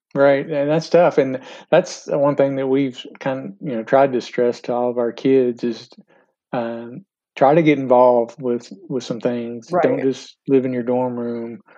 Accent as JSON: {"language": "English", "town": "Bowling Green", "region": "Kentucky", "country": "United States", "tie": "born or raised there", "said": "I grew up in Bowling Green"}